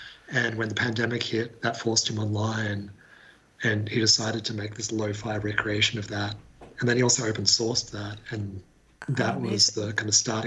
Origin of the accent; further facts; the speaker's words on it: Hobart, Tasmania, Australia; now in Sydney, Australia; I'm originally from Hobart, currently based in Sydney.